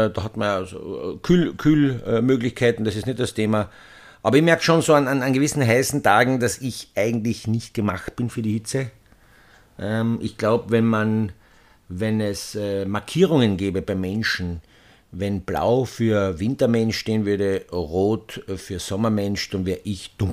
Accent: Austria; Es ist ja so ja. bei uns in Österreich

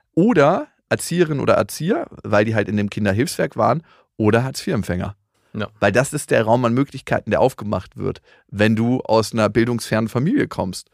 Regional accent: Germany; bei uns in Deutschland

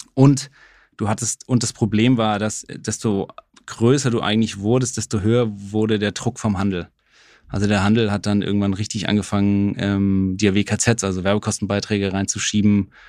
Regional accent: Saarland, Germany; ich komme aus dem Saarland

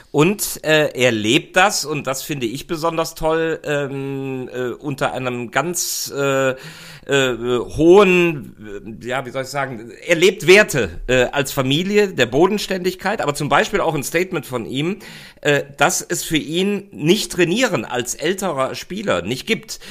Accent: Rhineland, Germany; für mich als, als Rheinländer

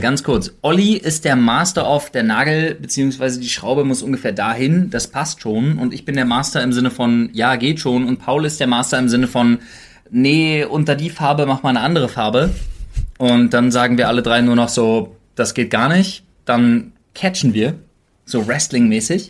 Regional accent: Berlin, Germany; als Berliner

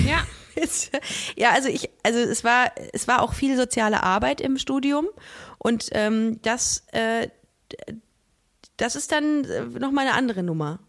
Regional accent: Düsseldorf, North Rhine-Westphalia, Germany; Bei uns in Düsseldorf

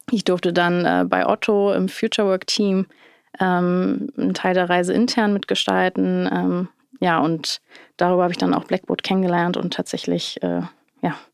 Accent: Hamburg, Germany; ich bin in Hamburg-Wilhelmsburg aufgewachsen. Das ist, äh, ich meine, Stadtteil, der sehr divers ist und von sehr unterschiedlichen Kulturen geprägt ist.

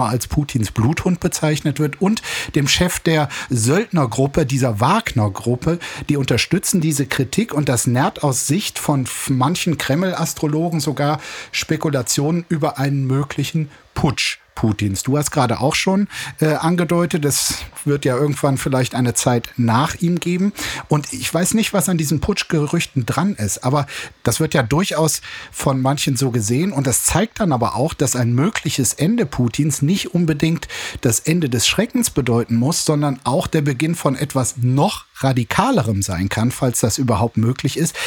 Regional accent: East Germany, Germany; als Ostdeutscher

